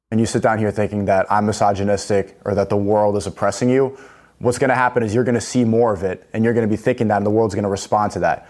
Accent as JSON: {"language": "English", "town": "New York City", "region": "New York", "country": "United States", "tie": "born or raised there", "moved": "yes", "lives_now": "London, United Kingdom", "said": "I grew up, uh, I was born in New York City"}